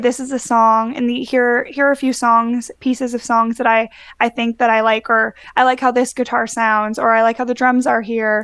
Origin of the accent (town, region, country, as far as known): Winnipegosis, Manitoba, Canada; born or raised there; moved away; also born or lived in Brandon, Manitoba